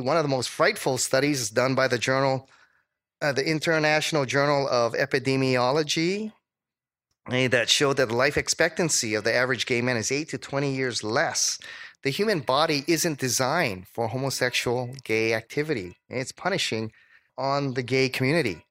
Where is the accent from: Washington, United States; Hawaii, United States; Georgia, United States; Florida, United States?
Hawaii, United States; moved away; also born or lived in Dallas; I was from Hawaii.